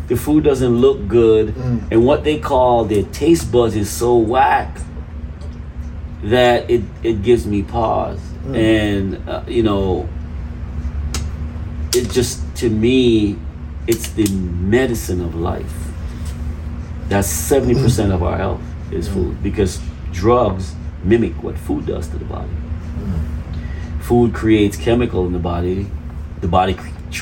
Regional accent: Jamaica; moved away as an adult; now in United States; I was raised eating food in Jamaica, because I mean, I was raised there. I left there when I was 18.

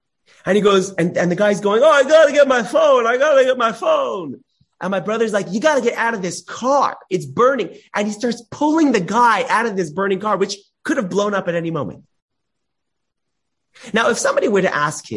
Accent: Los Angeles, California, United States; I grew up in Los Angeles

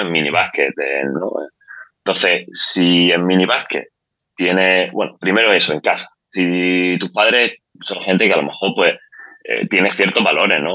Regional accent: Spain; moved away as an adult; also born or lived in Ireland / Sweden; now in Dubai, United Arab Emirates; yo salí de España, de hecho salí de España en el 2010 como jugador. Yo jugaba bueno, en, en España en el antiguo CB Granada, que fue donde me crié, digamos, como jugador

